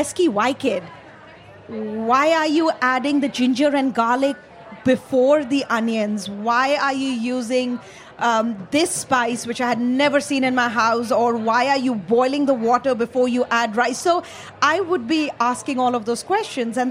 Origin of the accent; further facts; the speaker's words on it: Ranchi, Jharkhand, India; now in Nashville, United States; I grew up in a really small town in India called Ranchi, which is in eastern India.